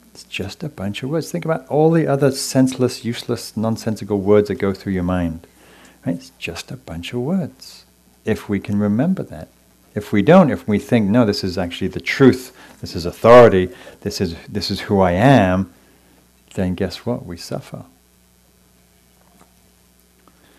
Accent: England, United Kingdom; moved away as an adult; now in California, United States; growing up in England

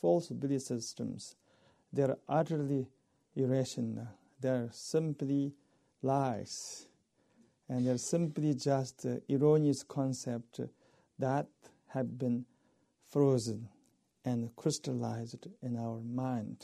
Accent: eastern Tibet, China; moved away; my culture is a tea culture. We all are worshippers of tea in Eastern Tibet

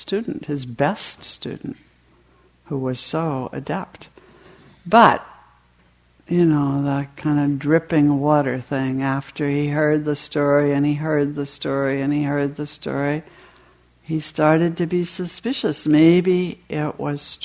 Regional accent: New England, United States; I was raised in New England in a fairly strict family

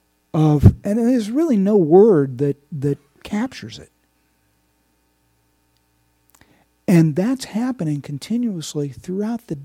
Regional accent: Indiana, United States; I'm from Indiana

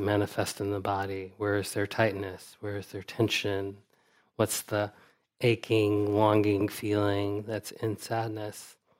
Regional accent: United States; as an American person

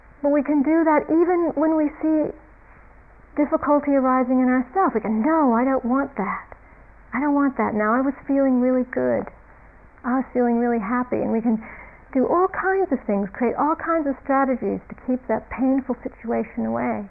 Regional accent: United States; being an American in America

